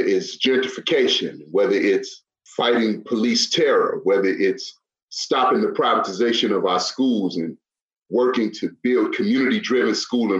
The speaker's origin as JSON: {"language": "English", "town": "Chicago", "region": "Illinois", "country": "United States", "said": "I'm from Chicago, I'm from the south side of Chicago."}